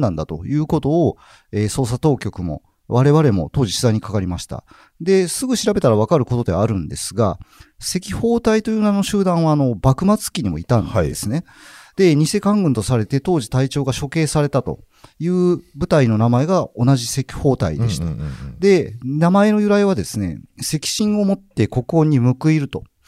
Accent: Nishinomiya, Hyogo, Japan; 阪神支局のある兵庫県の西宮市の出身

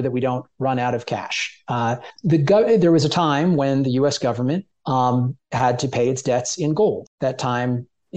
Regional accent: Jersey Shore, New Jersey, United States; growing up in New Jersey, you know, on the Jersey Shore

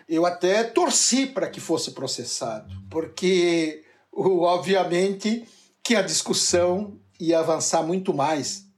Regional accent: Nova Veneza, Santa Catarina, Brazil; Eu vivi a minha infância em Nova Veneza

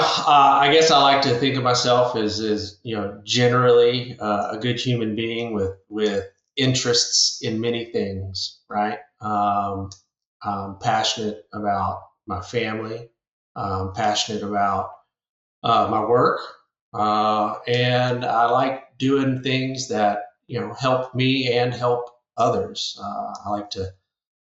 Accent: Sunset, Louisiana, United States; moved away as an adult; also born or lived in Colorado; now in Lafayette, United States; born and raised South Louisiana, little town called Sunset.

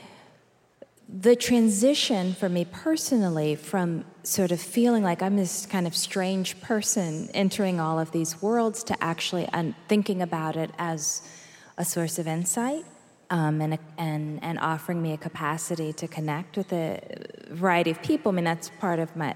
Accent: Massachusetts, United States; also born or lived in Alabama; I grew up in Massachusetts, and I spent summers in both Alabama and Chicago

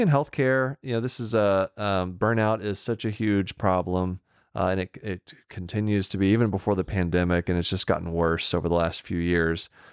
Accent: Deer Park, Texas, United States; moved away; I grew up in Deer Park, Texas

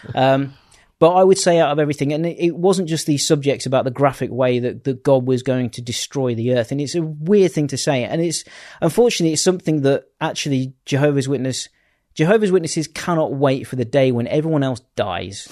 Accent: Bourne, East Midlands, United Kingdom; I grew up in in Lincolnshire, uh, right. in a little town called Bourne

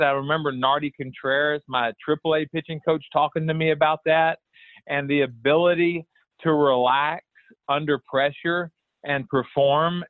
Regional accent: Houston, Texas, United States; born or raised there

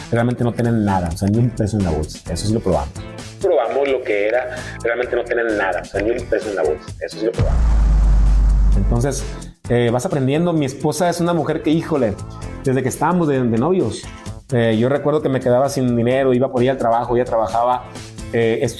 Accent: Mexico; porque nuestra música sea cada vez digna de representarnos como mexicanos.

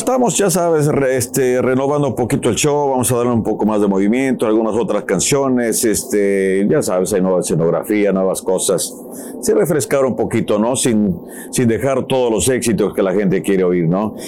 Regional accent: Ario de Rosales, Michoacán, Mexico; nos íbamos allá en el pueblo, en área de Rosales, de Michoacán, que me pongo de pie por mi tierra

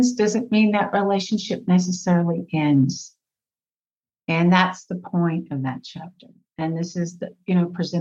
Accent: Fort Worth, Texas, United States; I am from Fort Worth, Texas. I grew up in the suburbs of Fort Worth

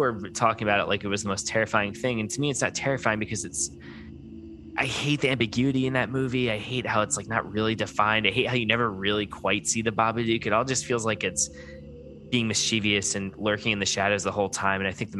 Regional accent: Tampa, Florida, United States; I grew up near Busch Gardens, Tampa.

